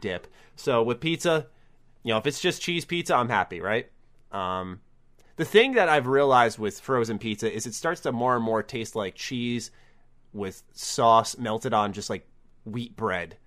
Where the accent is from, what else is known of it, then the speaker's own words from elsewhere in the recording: New York, United States; as a New Yorker